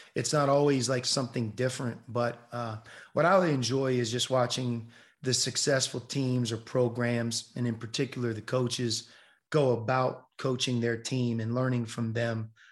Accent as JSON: {"language": "English", "town": "Pittsburgh", "region": "Pennsylvania", "country": "United States", "tie": "born or raised there", "said": "I love the Steelers growing up in Pittsburgh"}